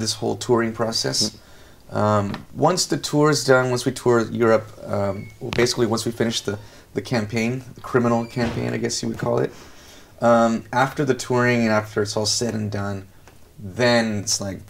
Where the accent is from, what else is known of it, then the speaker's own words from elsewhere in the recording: Los Angeles, California, United States; I'm from Los Angeles, and there you have Hollywood.